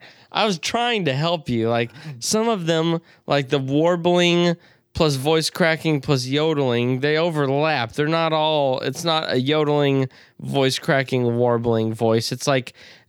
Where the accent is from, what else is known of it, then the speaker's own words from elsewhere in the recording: United Kingdom; Doesn't matter if we live there. I am British, mate.